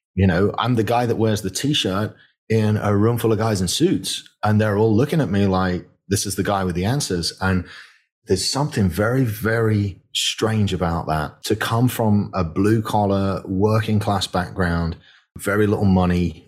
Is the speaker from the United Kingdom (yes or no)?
yes; the north of England, United Kingdom; moved away as an adult; now in Bryan, Texas, United States; I grew up in Northern England and, and money was tight